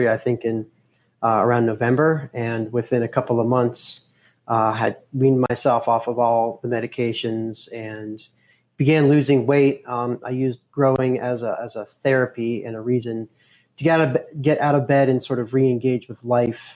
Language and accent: English; Boulder, Colorado, United States; I was born and raised in Boulder, Colorado